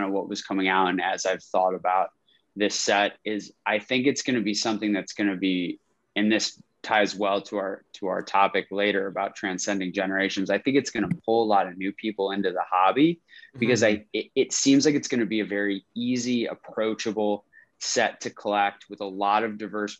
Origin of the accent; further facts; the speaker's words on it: Rochester, New York, United States; I'm from Rochester, upstate New York